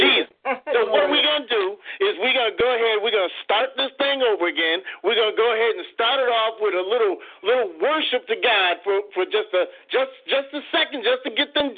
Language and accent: English; Waterbury, Connecticut, United States; moved away as an adult; now in Conway, United States; I'm from Waterbury, Connecticut. My wife and I moved to Conway, South Carolina